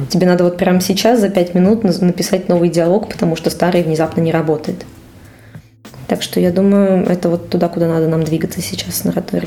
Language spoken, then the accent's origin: Russian; Cheboksary, Chuvashia, Russia; moved away as an adult; also born or lived in Saint Petersburg; now in Moscow, Russia; Я уехала из своего родного города Чебоксаров в Петербург.